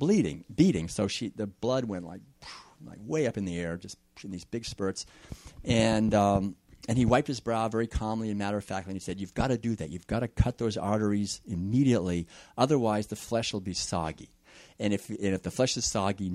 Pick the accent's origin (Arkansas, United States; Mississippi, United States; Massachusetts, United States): Massachusetts, United States; Concord; I was born and raised in Concord, Massachusetts back in the 50s